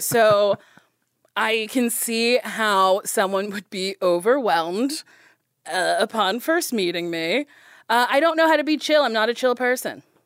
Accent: Middletown, New Jersey, United States; I'm from Middletown, New Jersey.

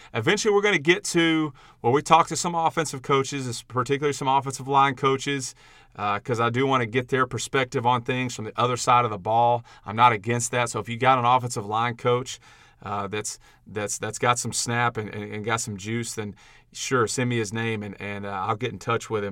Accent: Huntsville, Texas, United States; in my hometown, my parents alma mater, I grew up rooting for the Bearcats

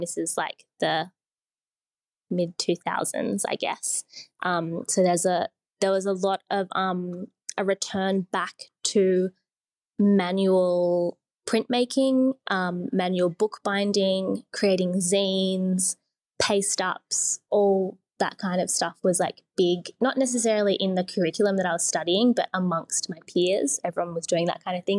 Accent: Sydney, New South Wales, Australia; I grew up in Sydney

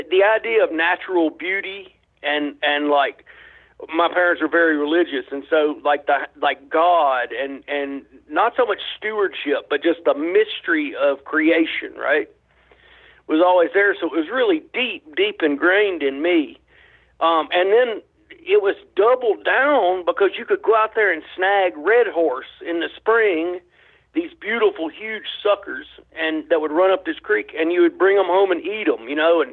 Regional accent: North Alabama, United States; I grew up in North Alabama

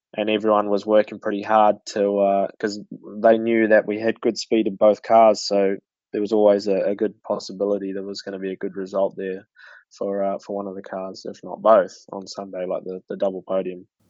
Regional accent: Pukekohe, Auckland, New Zealand; especially that being my hometown

